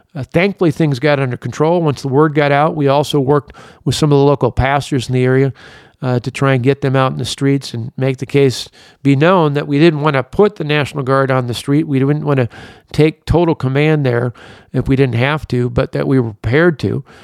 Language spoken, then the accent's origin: English; Delavan, Wisconsin, United States; I grew up in Delavan, not too far from Kenosha